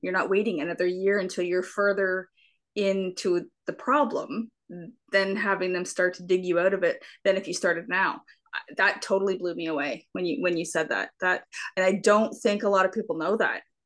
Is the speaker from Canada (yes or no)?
yes; Canada; I'm from Canada, so we also call it pop